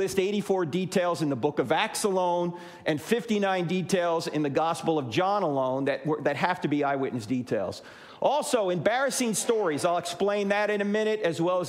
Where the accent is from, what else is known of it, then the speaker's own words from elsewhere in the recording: New Jersey, United States; moved away; I'm originally from New Jersey